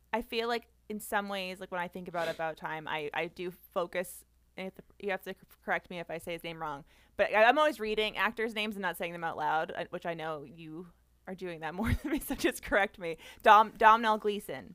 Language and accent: English; Boston, Massachusetts, United States; I'm from the Boston area